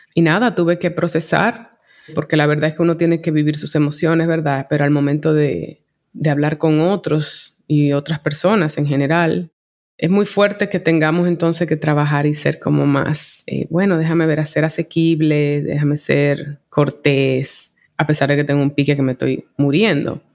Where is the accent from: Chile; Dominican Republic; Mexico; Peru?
Dominican Republic; Santo Domingo; moved away as an adult; also born or lived in New York City, United States; soy de Santo Domingo, aquí me crié, pero en la segunda etapa de mi vida, desde los veintiún años, por veinte años más, yo me desarrollé en la ciudad de Nueva York